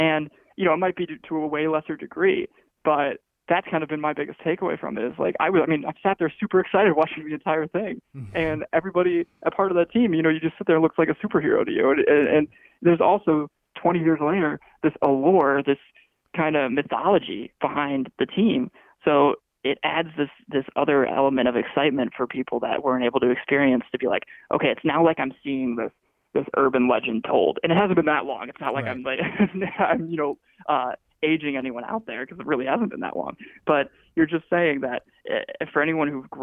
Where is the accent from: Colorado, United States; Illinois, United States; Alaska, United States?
Illinois, United States; Chicago; Growing up in Chicago